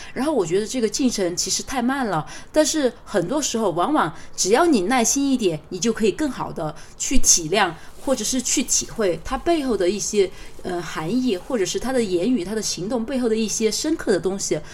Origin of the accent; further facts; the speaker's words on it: China; 我们中国人